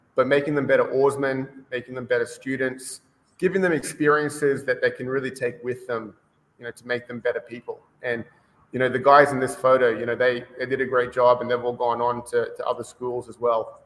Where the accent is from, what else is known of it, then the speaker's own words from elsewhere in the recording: Brisbane, Queensland, Australia; moved away as an adult; now in Costa Mesa, United States; I'm originally from Australia. So uh, born and bred in Australia, in Brisbane. And uh, I moved over here about, uh, gee, almost 15 years ago now.